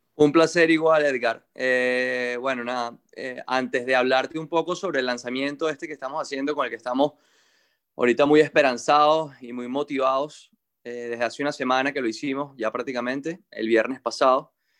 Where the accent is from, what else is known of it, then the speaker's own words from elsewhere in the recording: Venezuela; nosotros somos gente de Venezuela que estamos trabajando desde adentro acá